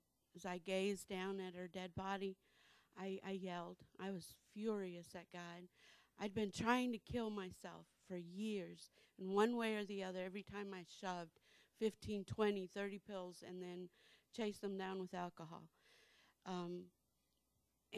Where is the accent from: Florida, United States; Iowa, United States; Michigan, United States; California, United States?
Florida, United States; Naples; moved away; I'm from Naples, Florida.